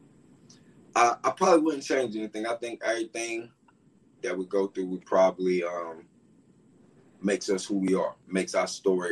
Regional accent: Durham, North Carolina, United States; I'm from Durham, North Carolina

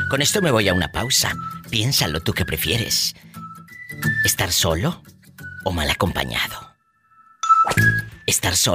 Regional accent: San Juan del Río, Querétaro, Mexico; Vengo de San Juan del Río

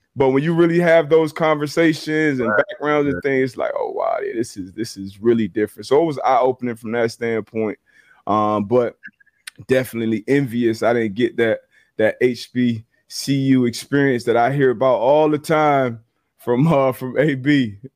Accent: Fort Lauderdale, Florida, United States; moved away as an adult; also born or lived in Connecticut; growing up in South Florida

